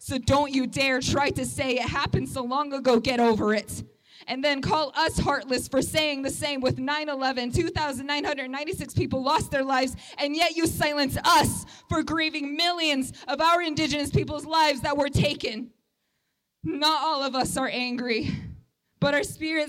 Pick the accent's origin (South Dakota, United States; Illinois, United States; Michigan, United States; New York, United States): South Dakota, United States; Pine Ridge Indian Reservation; I'm Oglala Lakota, and I'm from the Pine Ridge Indian Reservation